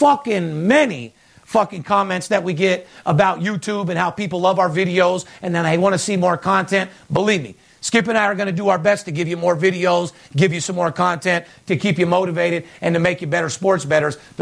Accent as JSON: {"language": "English", "region": "West Coast", "country": "United States", "said": "I'm from the West Coast"}